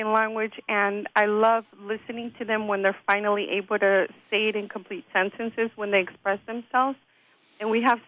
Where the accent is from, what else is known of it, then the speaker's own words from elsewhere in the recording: Inglewood, California, United States; I grew up in Inglewood, and I went to Inglewood Unified School District